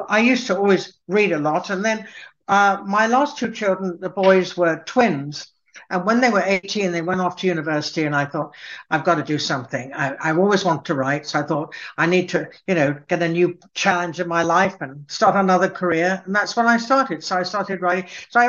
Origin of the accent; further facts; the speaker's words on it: Cambridge, East of England, United Kingdom; born there; Well, I was born in Cambridge, and both my parents were Scottish from the Lowlands. And we moved around quite a lot. So I was educated in England